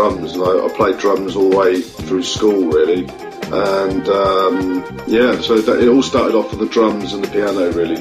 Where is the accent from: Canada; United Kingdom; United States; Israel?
United Kingdom; South of England; also born or lived in Wales / London; now in Brighton, United Kingdom; after about 5 years, I moved to the south of England, grew up in the south of England